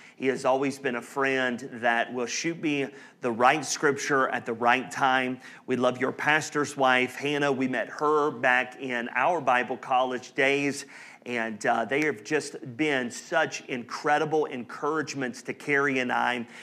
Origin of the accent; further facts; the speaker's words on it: North Carolina, Alabama, the South, United States; now in Indianapolis, United States; I grew up in the South, North Carolina, Alabama